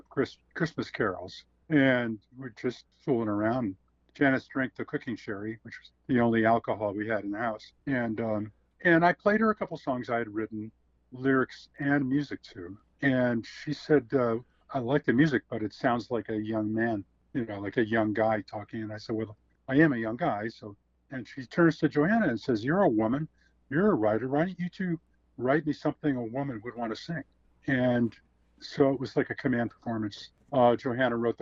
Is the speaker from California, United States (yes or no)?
no; Elmira, New York, United States; also born or lived in Hudson Valley, New York / Woodstock, New York / Saugerties, New York / Dutchess County, New York; now in Nashville, United States; I was born in Elmira, New York, in the southern tier